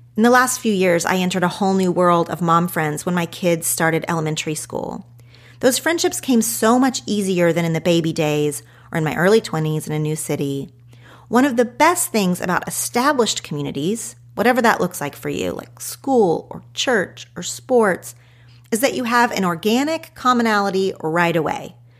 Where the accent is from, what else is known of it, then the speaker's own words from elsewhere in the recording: Oklahoma, United States; moved away as an adult; also born or lived in Los Angeles; growing up in Oklahoma